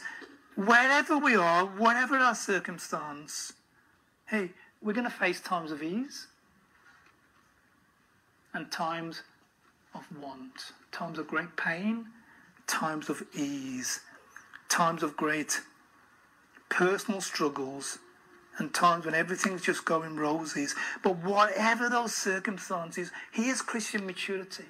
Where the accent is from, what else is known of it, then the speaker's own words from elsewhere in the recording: Birmingham, West Midlands, United Kingdom; moved away as an adult; also born or lived in Kent / North Wales; now in Adelaide, Australia; I was completely out of place as a Brummie